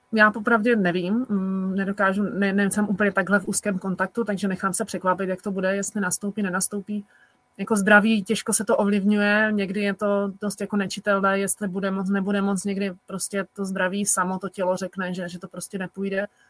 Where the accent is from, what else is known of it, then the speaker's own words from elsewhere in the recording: Czechia; u nás v Čechách